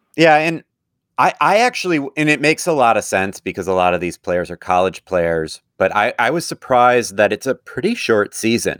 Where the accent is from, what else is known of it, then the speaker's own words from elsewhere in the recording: Madison, Wisconsin, United States; now in Minnesota, United States; I'm from Wisconsin. I'm from Madison, Wisconsin